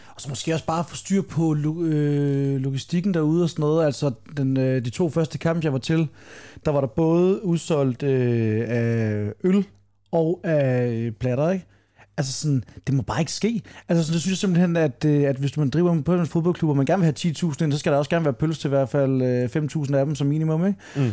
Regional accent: Funen, Southern Denmark, Denmark; som fynboer

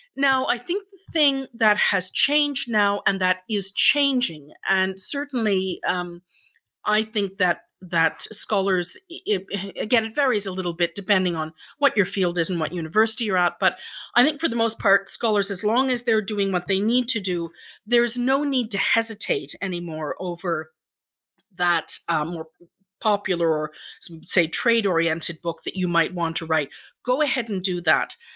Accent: Ireland; now in Stratford, Canada; I'm Irish myself

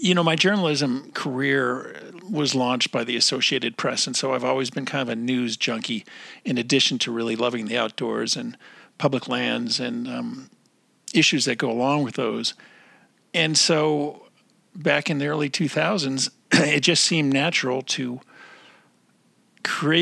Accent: New Jersey, United States; growing up in New Jersey

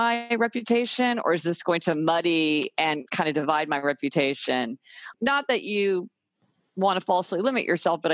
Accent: Kansas City, Missouri, United States; now in New York City, United States; I live in New York City. I came from Kansas City, Missouri.

